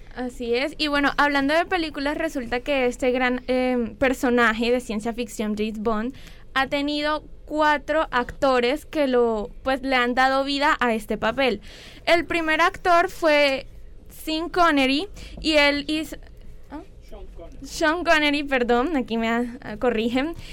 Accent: Colombia; nuestro país

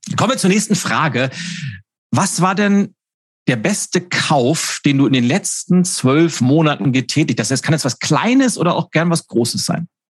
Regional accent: Lübeck, Schleswig-Holstein, Germany; Ich war 13 Jahre alt, habe in Lübeck den Wochenspiegel ausgetragen

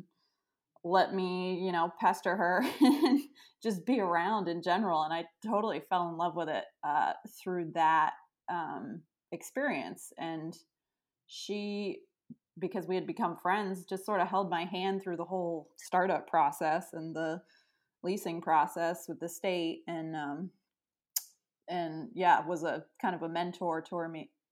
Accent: Freeport, Maine, United States; also born or lived in Bath, Maine; I grew up in Freeport, Maine, which is about 20 minutes away from where I live now.

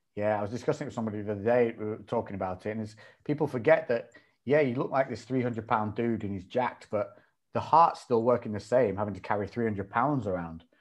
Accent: Ribble Valley, Lancashire, North West England, United Kingdom; moved away as an adult; also born or lived in Newcastle; I grew up in an area called the Ribble Valley, which is like, um, a green belt up in Lancashire

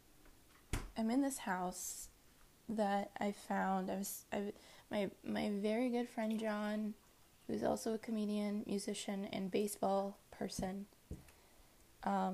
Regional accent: Washington, United States; also born or lived in Maryland; I grew up in Maryland and in Washington. I was born in Washington, D.C.

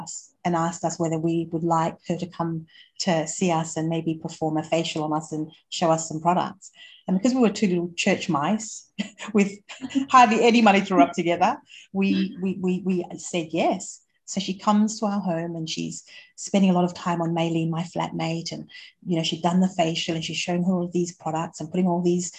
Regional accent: Australia; born there; I was born in Australia, and I'll add that to my story shortly

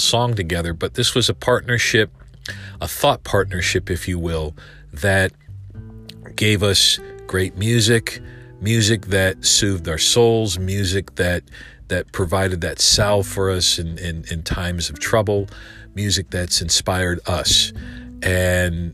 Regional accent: Winston-Salem, North Carolina, United States; my hometown of Winston-Salem, North Carolina

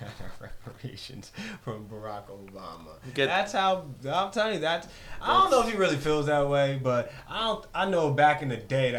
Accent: Tinton Falls, New Jersey, United States; I am a 31-year-old black man, and I'm from Tin Falls, New Jersey.

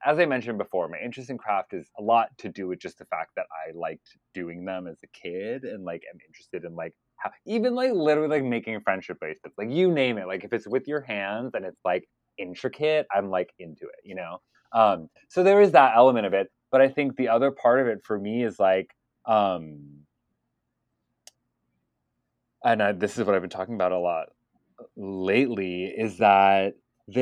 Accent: United States; an American Palestinian

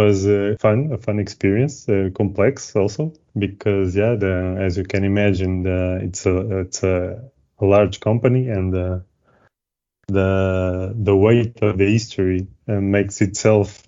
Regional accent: Lisbon, Portugal; I'm from Lisbon, as I told you, and mm-hmm. I've always been around here, studied here

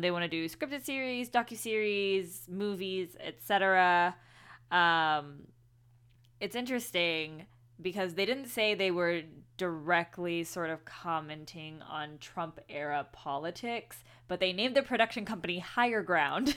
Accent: Houston, Texas, United States; I grew up in Houston, so Santa Fe is very, very close to home.

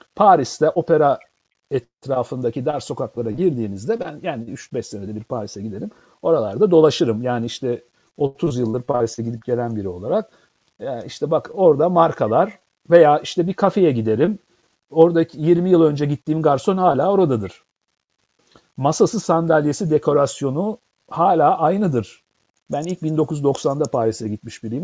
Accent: Istanbul, Turkey; moved away; İstanbul'da doğdum büyüdüm

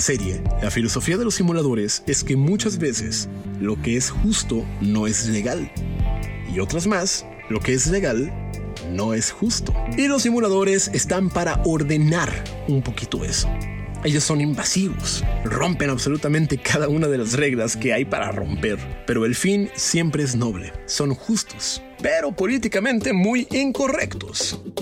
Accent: Mexico; soy mexicano

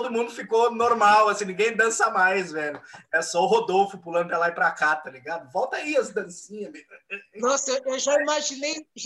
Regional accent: São Paulo, Brazil; eu sou de São Paulo, então para mim é muito fácil falar, velho.

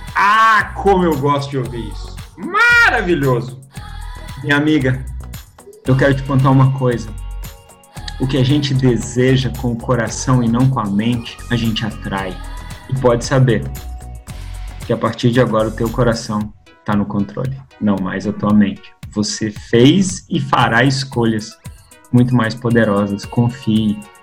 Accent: Belo Horizonte, Minas Gerais, Brazil; de BH, Belo Horizonte, das Minas Gerais, onde eu nasci aqui

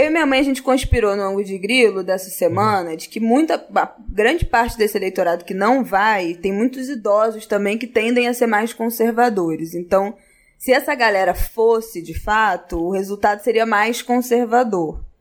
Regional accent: Rio de Janeiro, Brazil

